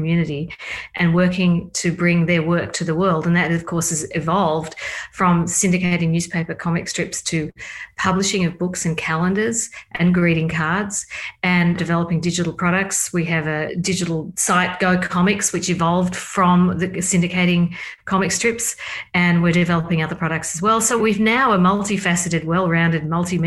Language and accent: English; Australia; moved away as an adult; also born or lived in Berkeley, California; now in Kansas City, United States; I was raised in Australia. I came to the States when I was 16 as an exchange student